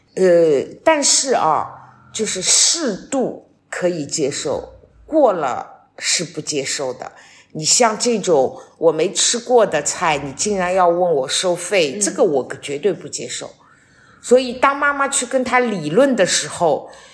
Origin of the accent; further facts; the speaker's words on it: Shanghai, China; moved away as an adult; now in Wuyishan, China; 我作为一个上海人，现在移居到了武夷山